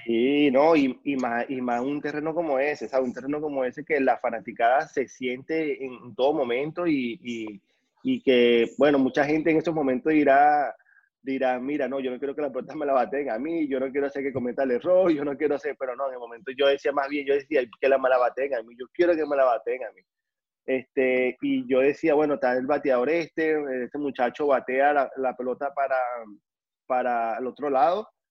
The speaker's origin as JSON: {"language": "Spanish", "town": "Caracas", "region": "Capital District", "country": "Venezuela", "moved": "yes", "lives_now": "Miami, United States", "said": "yo soy de, la ciudad de Caracas, allá en, Venezuela"}